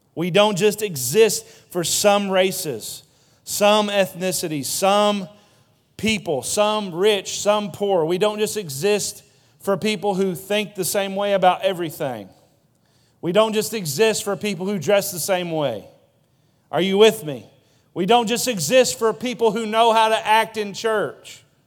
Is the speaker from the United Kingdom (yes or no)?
no; Broseley, Missouri, United States; now in Poplar Bluff, United States; I was from Broseley.